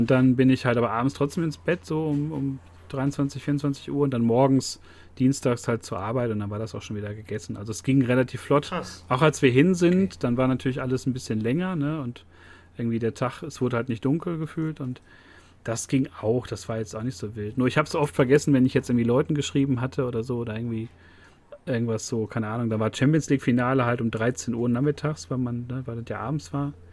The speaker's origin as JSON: {"language": "German", "country": "Germany", "said": "Aber wir sind Deutsche und sind auch sehr neidisch."}